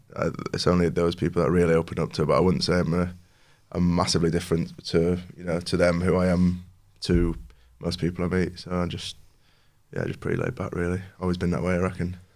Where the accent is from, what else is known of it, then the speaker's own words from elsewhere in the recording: New Mill, Yorkshire and the Humber, United Kingdom; I grew up in New Mill, just outside of Homeforth